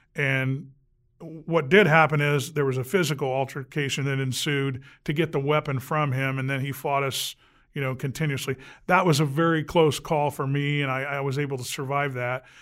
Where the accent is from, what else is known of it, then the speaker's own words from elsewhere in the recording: Anderson, Indiana, United States; Grew up right here in Anderson, uh, born in 60